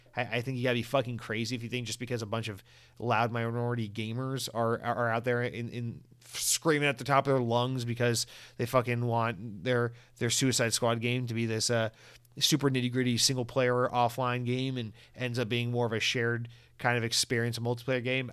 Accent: Georgia, United States; I'm from Georgia

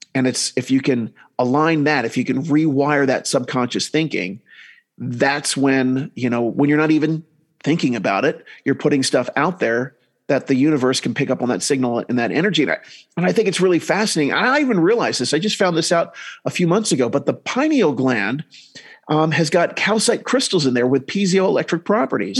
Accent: New Jersey, United States; now in Salt Lake City, United States; I grew up in New Jersey, then I went up moving um, to Utah

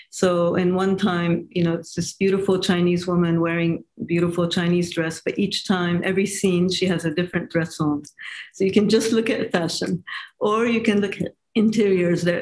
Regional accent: Japan; I guess it's because I grew up in in Asia and Japan, and so for me, uh, you know, having that Asian culture, it's very uh, um, attractive for me.

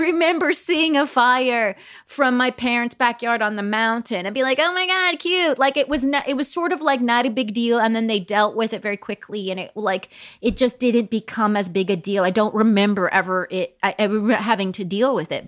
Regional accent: Palm Springs, California, United States; I grew up in Palm Springs, California

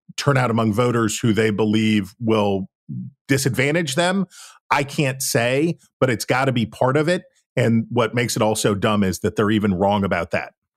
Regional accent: West Virginia, United States; I'm from West Virginia

